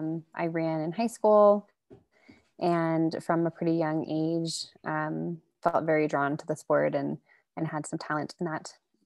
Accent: Texas, United States; Rock climbing to Texas is not a big thing, especially, 8 years ago when I was there, we had one like kind of tiny gym

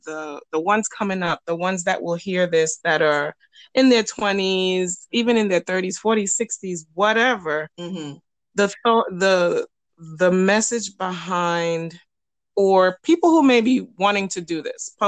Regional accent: New York City, New York, United States; this is my experience growing up in New York City.

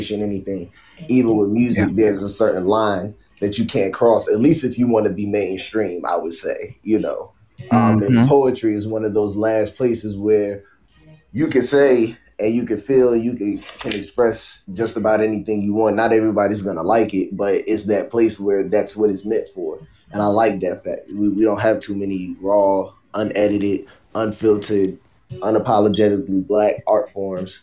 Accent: Newport News, Virginia, United States; I am from Virginia, 757 Newport News

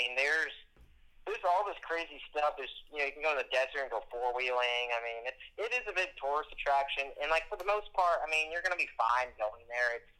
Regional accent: United States; I'm an American

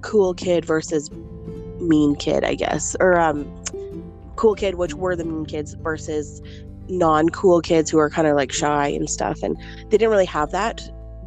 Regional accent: Calgary, Alberta, Canada; also born or lived in Moncton, New Brunswick; I was born in Moncton, New Brunswick, but I was raised in Calgary, Alberta. I came here at a very small age

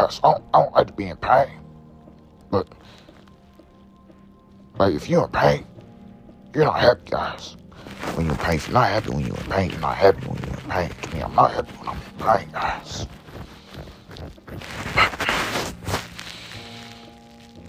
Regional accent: the East Side, Illinois, United States; I'm from the East Side, guys. Just let you guys know, I wasn't born in St. Louis, but. I was from the East Side

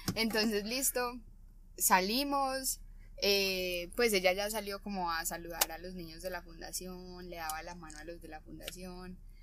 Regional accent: Colombia; somos de Colombia

